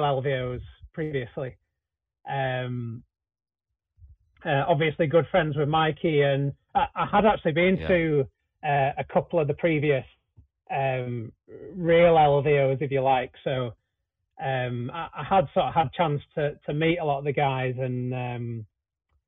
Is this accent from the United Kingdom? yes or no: yes; Manchester, North West England, United Kingdom; my hometown Manchester